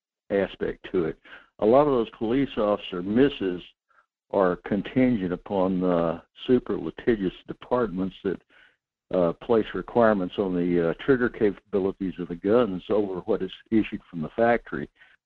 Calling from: North Pole, Alaska, United States; This is … in North Pole.

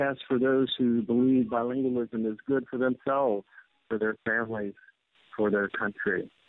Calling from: Delray Beach, Florida, United States; I'm calling you from the Delray Beach Public Library. We were one of the communities in Florida hit by Irma, and we are recovering, but not very quickly.

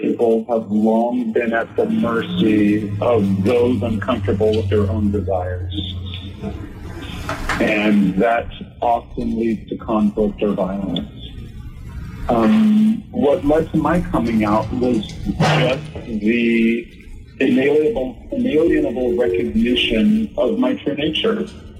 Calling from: Seattle, Washington, United States; I'm calling from Seattle, Washington.

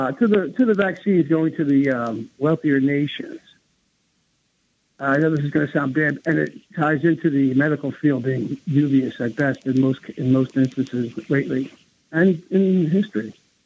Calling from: New Jersey, United States; Hi, this is … from New Jersey. How are you?

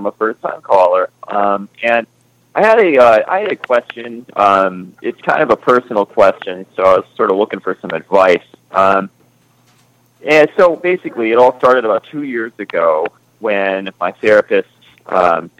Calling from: Detroit, Michigan, United States; I'm calling from Detroit today

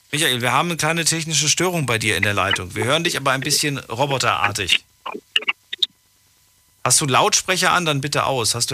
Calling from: Ramstein, Rhineland-Palatinate, Germany; Ich bin aus Rammstein.

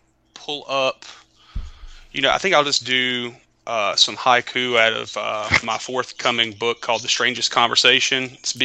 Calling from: Carrollton, Georgia, United States; Carrollton, Georgia.

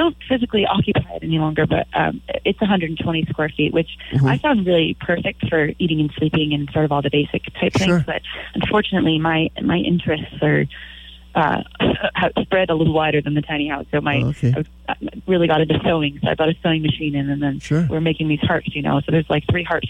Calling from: Moss Beach, California, United States; I'm calling you from Moss Beach right now. That's where I live.

